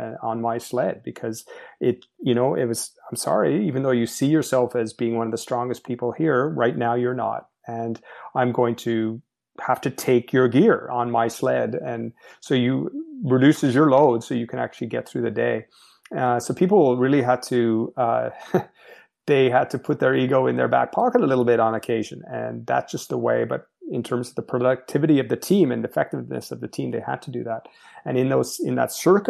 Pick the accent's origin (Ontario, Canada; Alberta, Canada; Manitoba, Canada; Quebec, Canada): Quebec, Canada; Montreal; I grew up in Montreal, Quebec, Canada